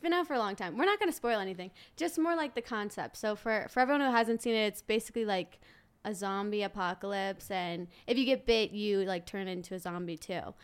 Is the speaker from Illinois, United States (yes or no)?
no; New Orleans, Louisiana, United States; I'm from New Orleans, Louisiana